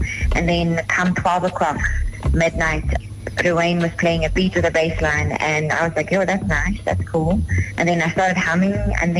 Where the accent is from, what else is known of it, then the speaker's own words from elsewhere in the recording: Cape Town, Western Cape, South Africa; I'm all the way from Cape Town.